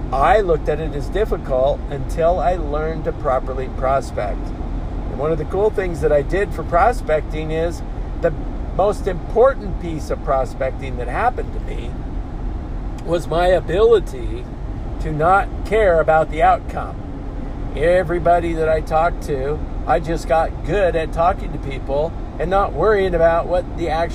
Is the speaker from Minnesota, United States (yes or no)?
no; Oakley, Kansas, United States; moved away; I just spent a day and a half in my hometown